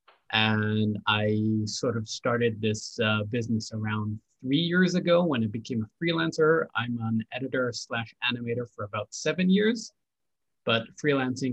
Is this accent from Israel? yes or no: yes; Israel; I'm from Israel. So it's 1 a.m. for me.